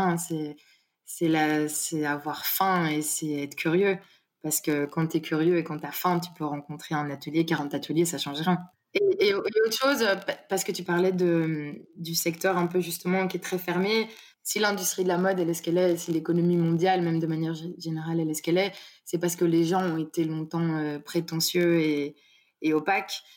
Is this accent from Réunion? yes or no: no; Brussels, Brussels-Capital Region, Belgium; now in Marseille, France; je viens de, de Bruxelles.